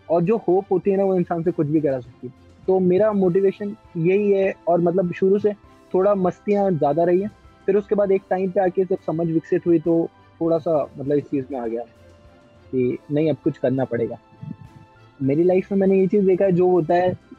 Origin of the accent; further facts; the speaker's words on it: Kota, Rajasthan, India; moved away as an adult; now in Jaipur, India; मैं कोटा से बिलोंग करता हूँ करेंटली uh, मैं जयपुर में रह रहा हूँ